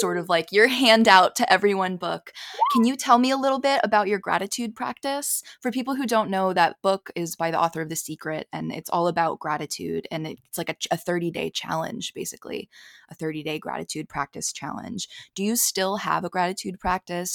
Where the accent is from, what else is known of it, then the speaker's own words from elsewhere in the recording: Philadelphia, Pennsylvania, United States; moved away; I grew up in Philly